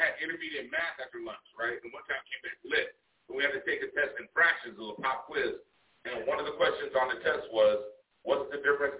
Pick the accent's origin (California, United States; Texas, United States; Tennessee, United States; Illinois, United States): California, United States; Los Angeles; I grew up in San Gabriel Valley in L.A.